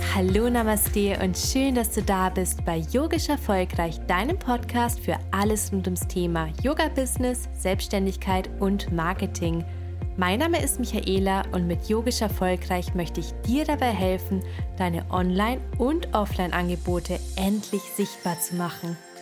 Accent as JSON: {"language": "German", "town": "Ingolstadt", "region": "Bavaria", "country": "Germany", "said": "Ich komme aus Ingolstadt"}